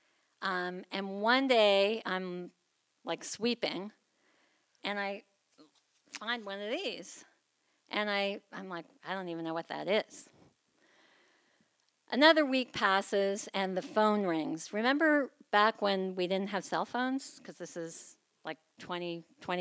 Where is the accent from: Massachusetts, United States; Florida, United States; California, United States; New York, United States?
Massachusetts, United States; moved away as an adult; now in Los Angeles, United States; I grew up in Massachusetts, but over 25 years ago, my husband and I moved to Los Angeles